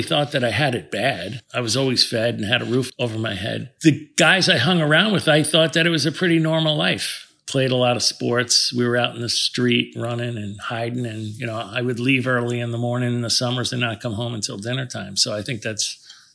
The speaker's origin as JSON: {"language": "English", "region": "New Jersey", "country": "United States", "tie": "born or raised there", "also_born_or_lived": "Washington Heights, New York City", "said": "The upper part of Manhattan, yeah. And then I grew up in New Jersey after"}